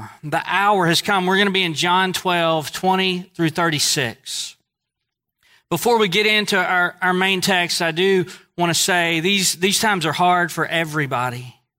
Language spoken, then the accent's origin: English; Northeast, United States; accent: Northeast; Most people know I'm from the Northeast because of my accent.